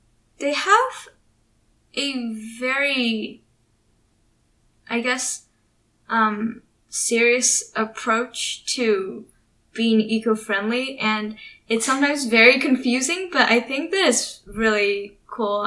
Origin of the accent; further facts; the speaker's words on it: United States; we were, like, the Americans